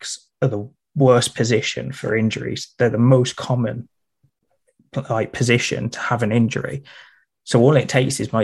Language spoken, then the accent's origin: English; Midlands, United Kingdom; I'm from the Midlands, so you've got the north and south divide, and then I just switch between the two